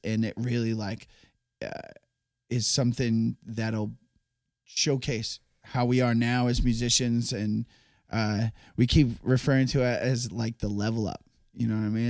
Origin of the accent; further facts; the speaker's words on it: Massachusetts, United States; we're from Massachusetts